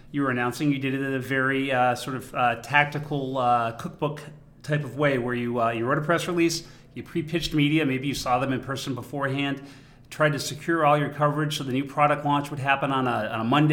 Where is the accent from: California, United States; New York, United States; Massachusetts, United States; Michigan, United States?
Massachusetts, United States; Boston; being a Bostonian and a native of the Commonwealth, we have a long history here